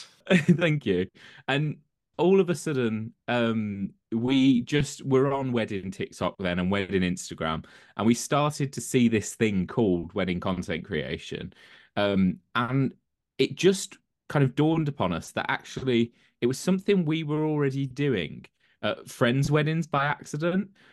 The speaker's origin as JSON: {"language": "English", "town": "Birmingham", "region": "West Midlands", "country": "United Kingdom", "also_born_or_lived": "London", "moved": "as an adult", "lives_now": "Coventry, United Kingdom", "said": "I'm originally from South Birmingham"}